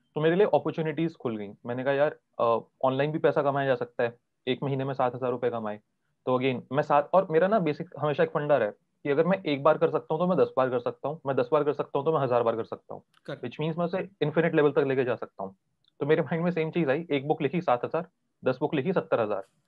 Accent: Delhi, India; मैं दिल्ली से हूँ

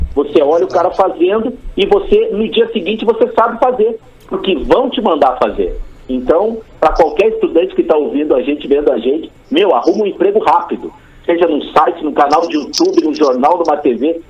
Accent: Rio Grande do Sul, Brazil; moved away as an adult; also born or lived in Florianópolis / São Paulo; eu sou do Rio Grande do Sul

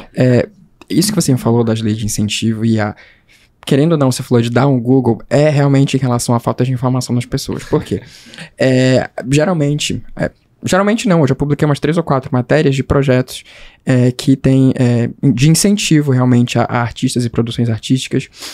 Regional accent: Pará, Brazil; eu, como paraense

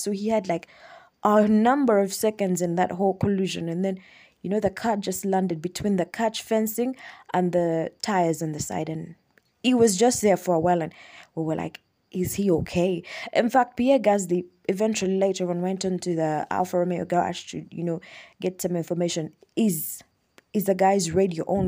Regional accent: Kampala, Central Region, Uganda; As you know, I am from Uganda. I'm from Kampala, Uganda.

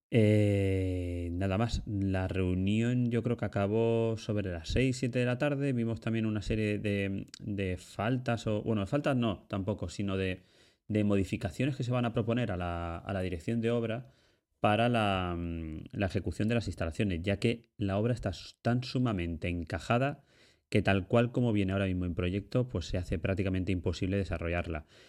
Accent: Ibi, Valencian Community, Spain; yo soy de un pueblecito de, Alicante que se llama Ibi

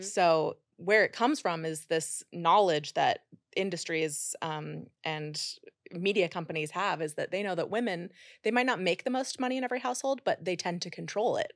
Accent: Idaho, United States; moved away as an adult; also born or lived in Utah; now in New York City, United States; I grew up in Idaho

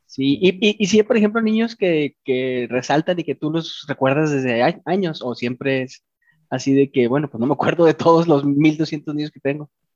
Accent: Chihuahua, Mexico; Nosotros los, los de Chihuahua somos chihuahuenses

